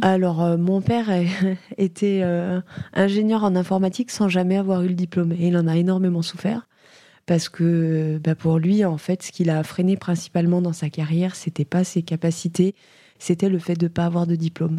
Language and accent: French; Langres, Grand Est, France; j'ai grandi à Langres